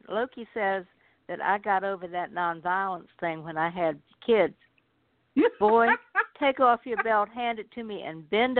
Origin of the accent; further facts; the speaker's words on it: Virginia, United States; Well, I'm a Southerner, first and foremost.